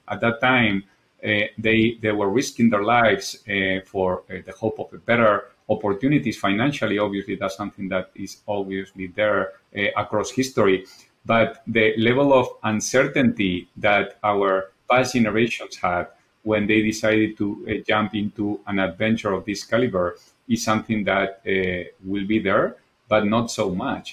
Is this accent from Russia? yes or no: no; Spain; English is a second language; moved away as an adult; also born or lived in Japan; as you probably noticed from my accent, I'm originally from Spain